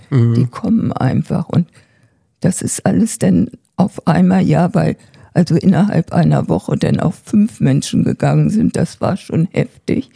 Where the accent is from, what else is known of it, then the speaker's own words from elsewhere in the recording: Germany; hier bei uns in Deutschland